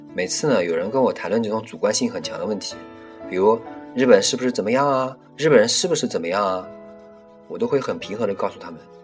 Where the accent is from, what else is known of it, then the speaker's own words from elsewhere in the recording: China; 身为中国人